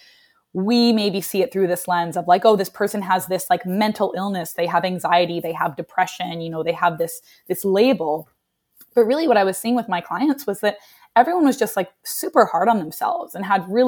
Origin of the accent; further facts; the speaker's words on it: Canada; moved away as an adult; also born or lived in Vancouver, British Columbia / Nashville; now in New York, United States; as a Canadian